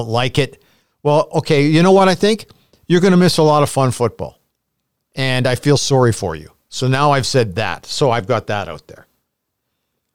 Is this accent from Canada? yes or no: yes; Edmonton, Alberta, Canada; the Edmonton Eskimos, where I grew up in the Knothole Gang